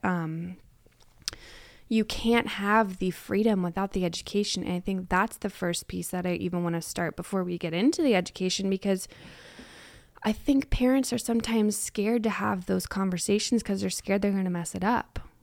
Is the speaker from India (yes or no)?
no; United States; we as American culture